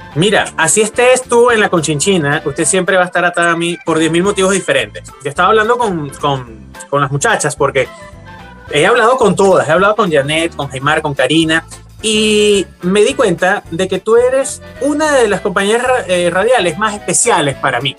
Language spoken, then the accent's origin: Spanish; Valencia, Carabobo, Venezuela; moved away as an adult; yo nací en Valencia, soy valenciano